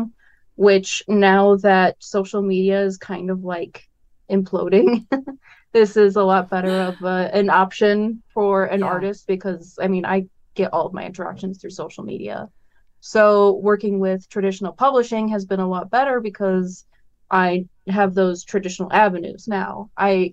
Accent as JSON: {"language": "English", "region": "Northwest Indiana", "country": "United States", "moved": "as an adult", "lives_now": "Fort Wayne, United States", "said": "I'm from Northwest Indiana, which is only about a half hour from Chicago. But I moved out to Fort Wayne with my girlfriend after I graduated college"}